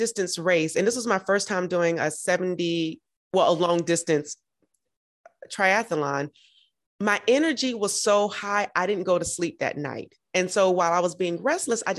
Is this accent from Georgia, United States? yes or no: yes; Georgia, United States; moved away; I'm from Georgia